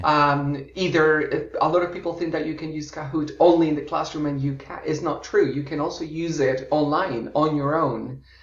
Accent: Florida, United States; moved away as an adult; also born or lived in Colombia; I was born in Colombia, in South America, and oh, grew wow. up in uh, the US and Florida and have mm-hmm. lived uh, more than half my life abroad uh, in eight different countries

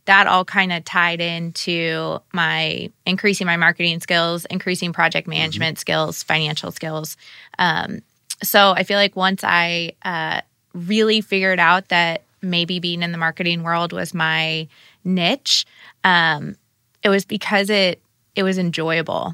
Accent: Sarasota, Florida, United States; moved away as an adult; now in Indiana, United States; I grew up in Sarasota, Florida

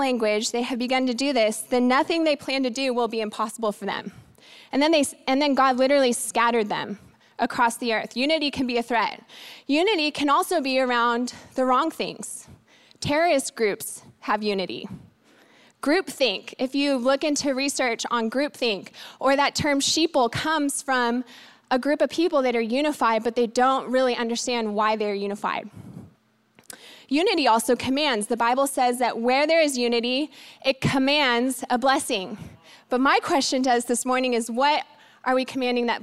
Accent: Washington, District of Columbia, United States; I was born in Washington, D.C. at Walter Reed Hospital

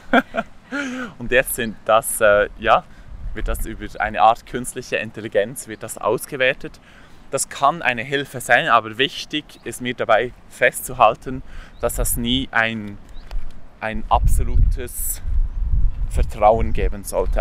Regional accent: Emme valley, below Burgdorf, Bern, Switzerland; Und ich bin auch an der Emme aufgewachsen, etwas weiter unten als Burgdorf

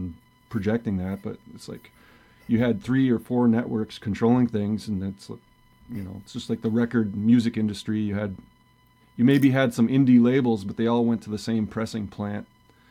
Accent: northwestern Wisconsin, United States; I'm from Wisconsin, northwestern Wisconsin, near Superior in Duluth and Minneapolis, St. Paul

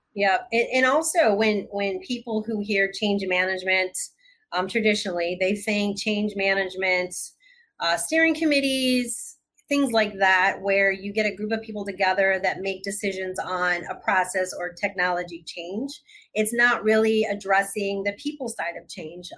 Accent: Michigan, United States; I'm originally from Michigan

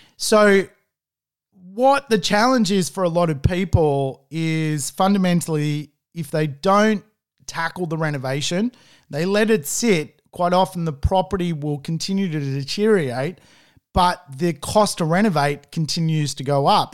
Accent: Sydney, New South Wales, Australia; I'm from Sydney

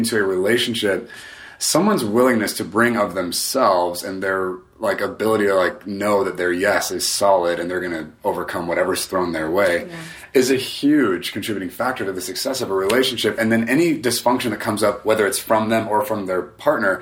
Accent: United States; just given my upbringing, especially being American

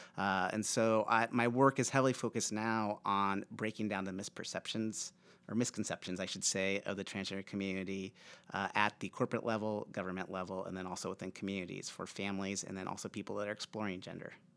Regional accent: Aurora, Nebraska, United States; I grew up in Aurora, Nebraska, a small farming town, um, in the eighties

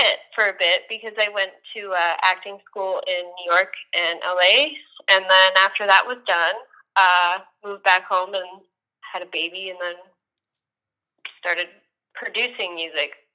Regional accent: Calgary, Alberta, Canada; I'm from Calgary, Alberta, Canada

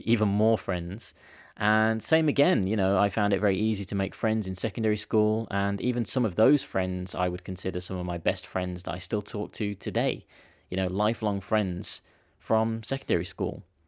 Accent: United Kingdom; as a British kid because I didn't understand the grade system. Because in the UK we've got this year system

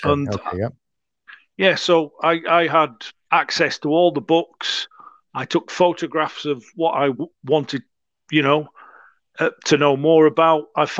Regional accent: England, United Kingdom; born there; And, of course, I was born in England, and my family ended up in England.

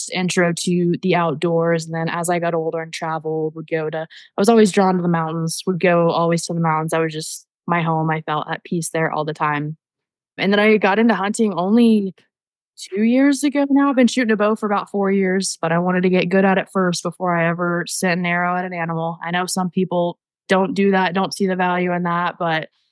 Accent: Texas, United States; I grew up in Texas

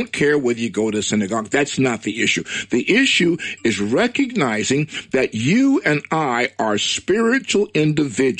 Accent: United States; I'm proud to be an African-American Hebrew. I was born in America. My heritage is from Nigeria.

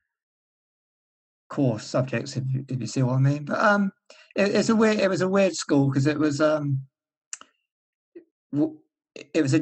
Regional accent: Somerset, South West England, United Kingdom; moved away; also born or lived in London; Down in Somerset. Sort of rural child

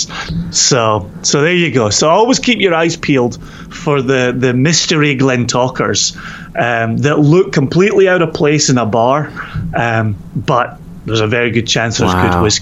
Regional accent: Scotland, United Kingdom; now in Virginia, United States; we're Scottish

